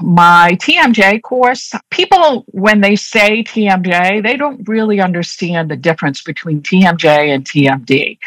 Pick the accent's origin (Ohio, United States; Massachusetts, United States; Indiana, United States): Massachusetts, United States; Boston; accent: Boston; I'm a native Bostonian. So as I'm speaking, you're going to probably hear me drop my R's a lot. So my Boston accent comes through very strong